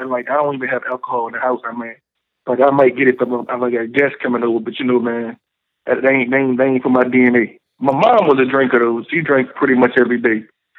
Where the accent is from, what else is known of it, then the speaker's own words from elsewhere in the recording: New Orleans, Louisiana, United States; I'm from New Orleans.